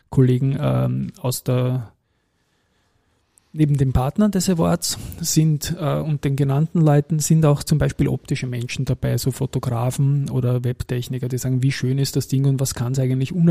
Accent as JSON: {"language": "German", "country": "Austria", "said": "bin natürlich saustolz gewesen, das in der Dachregion als Österreicher zweimal gewonnen zu haben."}